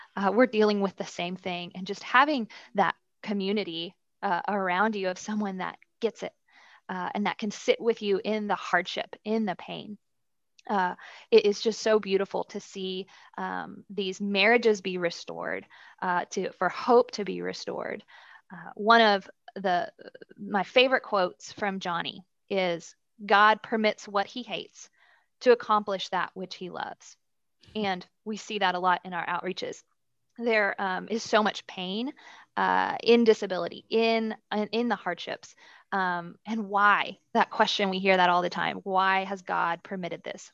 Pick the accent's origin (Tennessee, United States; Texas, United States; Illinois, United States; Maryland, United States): Texas, United States; Dallas; Born and raised in Dallas, uh, under great Christian parents.